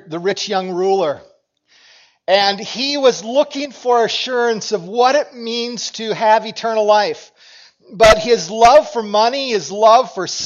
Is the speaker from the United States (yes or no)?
yes; Cokato, Minnesota, United States; And, and for us, as I grew up in Cokato, and Dassel-Cokato was the school that merged in my senior year.